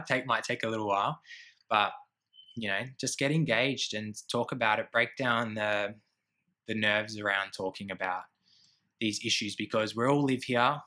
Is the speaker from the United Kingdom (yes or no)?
no; Gidgegannup, near Perth, Western Australia, Australia; now in Melbourne, Australia; I grew up in a small bush town called Gidjigana, and that's about an hour uh, um, east into the hills from Perth